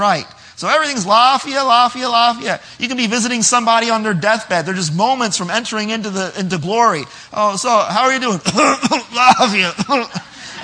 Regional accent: New Jersey, United States; moved away as an adult; now in Nigeria; I'm from New Jersey

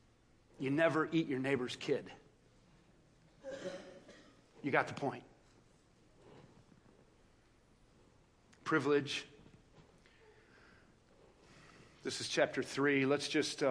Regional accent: Joliet, Illinois, United States; I grew up outside of Joliet, Illinois, in South Chicago

